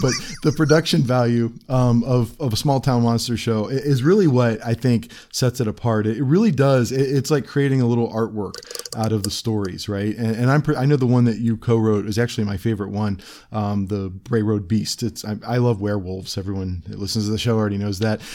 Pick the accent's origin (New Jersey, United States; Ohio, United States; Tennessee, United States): Ohio, United States; Cleveland; also born or lived in Akron, Ohio; I am also from Northeast Ohio. I was born in Cleveland